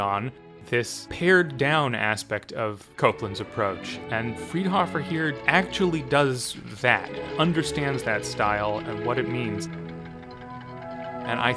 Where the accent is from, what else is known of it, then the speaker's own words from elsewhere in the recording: United States; speaking as another American